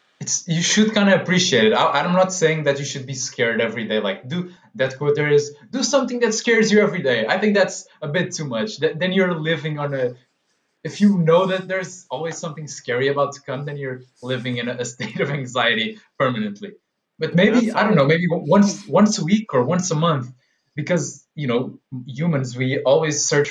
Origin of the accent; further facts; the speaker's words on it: Portugal; we're both from Portugal